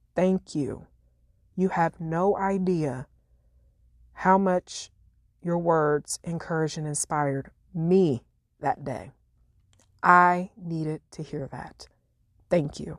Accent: Illinois, United States; moved away; my hometown in Illinois

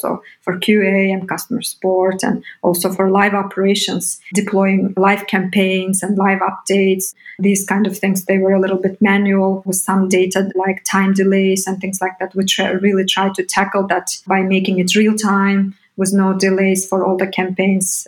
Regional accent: Bishkek, Kyrgyzstan; moved away as an adult; also born or lived in United States; I come from Bishkek, Kyrgyzstan. I was born and grew up there up until 18.

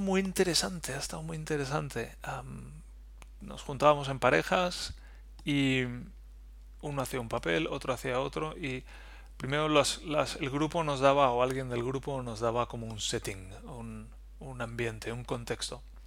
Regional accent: Valencia, Valencian Community, Spain; moved away as an adult; now in Germany; Yo vengo de Valencia, de donde las palmeras y la playa.

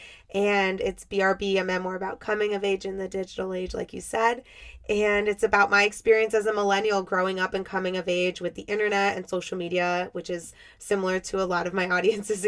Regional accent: Miami, Florida, United States; I grew up in Miami, and I live a little north of Miami now.

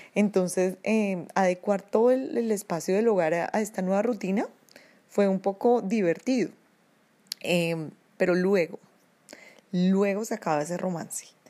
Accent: Colombia; now in Oslo, Norway; Soy una colombiana, vivo en Oslo, Noruega

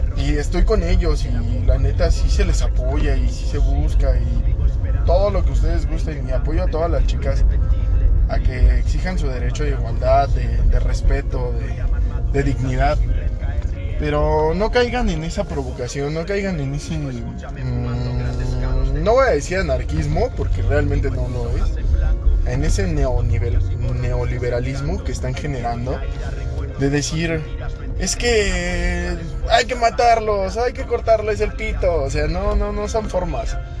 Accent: Mexico; tengamos la certeza como mexicanos

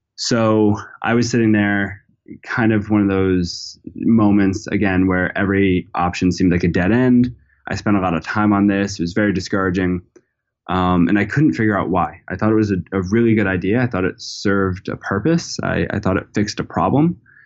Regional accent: Narragansett, Rhode Island, United States; I'm from Narragansett, Rhode Island, which is, you know, a small town

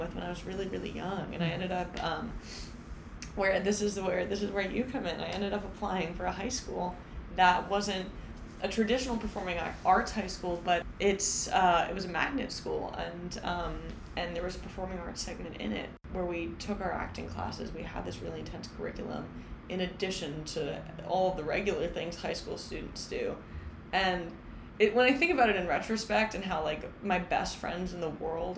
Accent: Ho-Ho-Kus, New Jersey, United States; I'm from Hohokus, New Jersey. It's, like, a wonderful place. I had, like, the most spectacular childhood

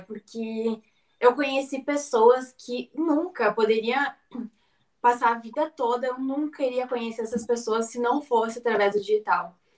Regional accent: Rio Grande do Sul, Brazil; eu sou aqui do Rio Grande do Sul, então a gente toma muito chimarrão e o agro é a minha vida desde, desde a minha infância, que eu morava na, na fazenda

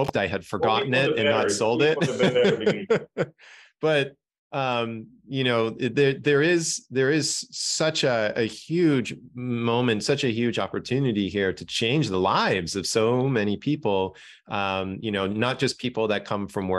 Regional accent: Toronto, Ontario, Canada; I was born in Toronto, Canada

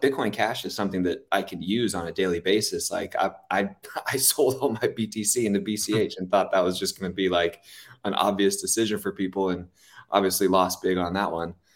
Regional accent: Los Angeles, California, United States; I'm from Los Angeles

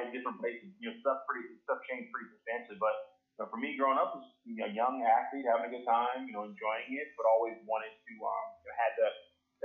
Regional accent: outside of Philadelphia, Pennsylvania, United States; I grew up outside of Philly

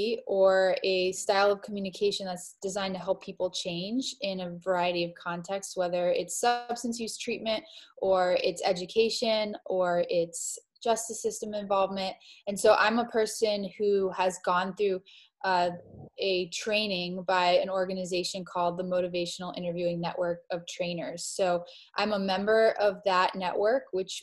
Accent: Miami, Florida, United States; moved away as an adult; also born or lived in East Coast; I grew up in Miami, Florida

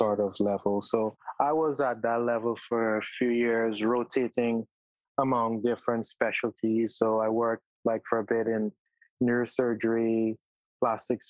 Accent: Guyana; moved away as an adult; also born or lived in Trinidad; now in United States; I spent most of my early life in Guyana, and then I moved to Trinidad

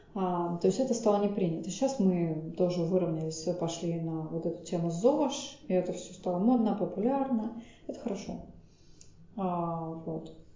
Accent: Saint Petersburg, Russia; Причем сама я из Питера

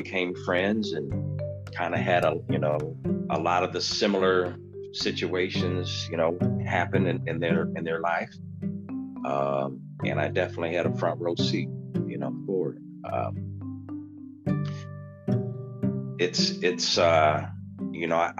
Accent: Cedar Rapids, Iowa, United States; I'm from Cedar Rapids, Iowa

